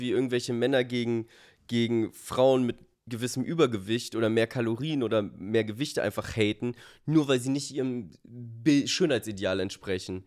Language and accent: German; Germany; so sind wir Deutsche